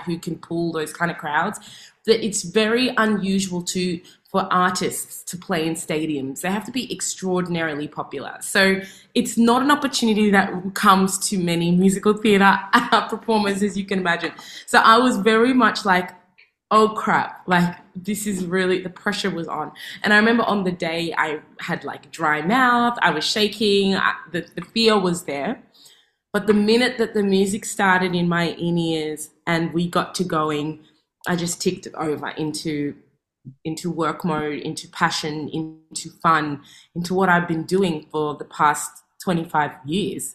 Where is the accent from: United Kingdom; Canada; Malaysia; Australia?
Australia; Melbourne, Victoria; I'm from Melbourne